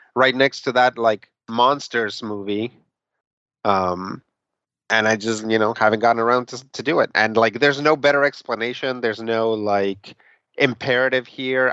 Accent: Mexico City, Mexico; moved away; I was born in Mexico City. I lived there for a good part of my childhood

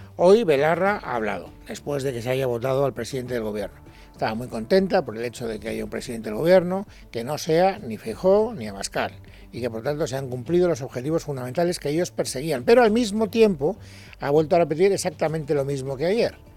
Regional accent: Spain; como ciudadano español

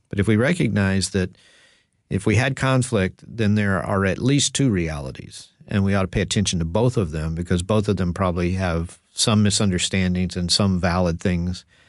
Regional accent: Texas, United States; growing up in Texas

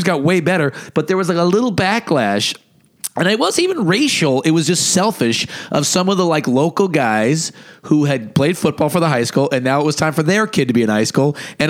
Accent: Boonville, California, United States; moved away; where I grew up in Boonville, there was no black people.

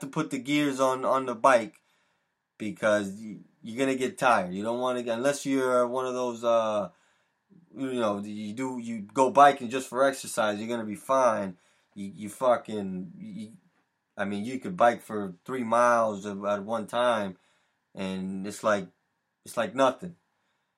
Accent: Connecticut, United States; here in Connecticut, my home state of Connecticut

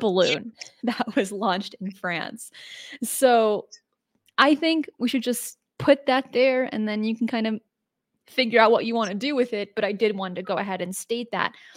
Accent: United States; as an American

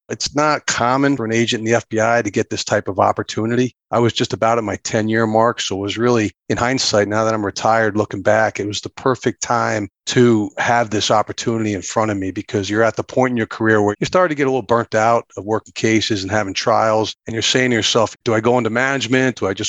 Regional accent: New England, United States; I am an Irish Catholic from more New England than New York

